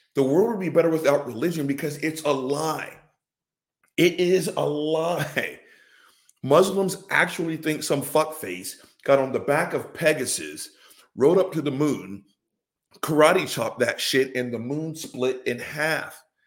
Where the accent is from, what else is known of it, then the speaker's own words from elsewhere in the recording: the South, United States; born and raised in the South